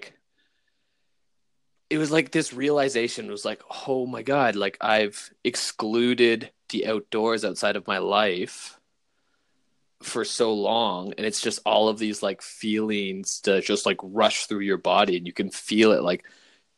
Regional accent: New Brunswick, Canada; Growing up in New Brunswick in the suburbs

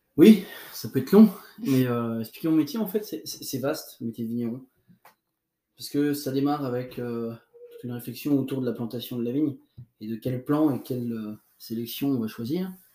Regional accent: Burgundy, Bourgogne-Franche-Comté, France; chez nous en Bourgogne

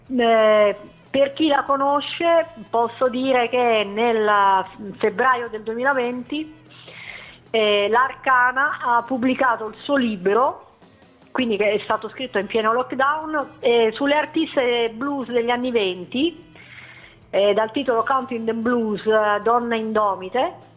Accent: Teramo, Abruzzo, Italy; Io e Cristina veniamo dall'Abruzzo. Sì. Precisamente da Teramo

